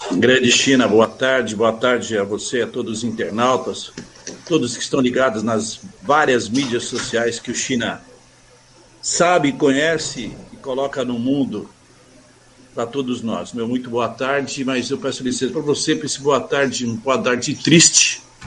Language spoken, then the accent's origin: Portuguese; São Paulo, Brazil; now in Suzano, Brazil; sou nascido na Zona Leste, ali no Belém.